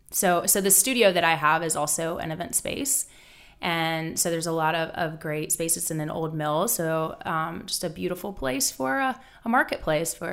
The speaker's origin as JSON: {"language": "English", "town": "Charlotte", "region": "North Carolina", "country": "United States", "tie": "born or raised there", "said": "I actually I am from Charlotte. I, I grew up. Um, born and raised here, which doesn't happen very much."}